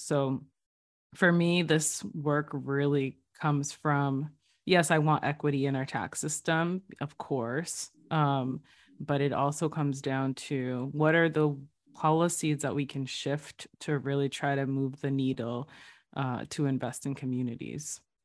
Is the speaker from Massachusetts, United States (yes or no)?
yes; New Bedford, Massachusetts, United States; I'm originally from New Bedford, one of the gateway cities, diverse city in Massachusetts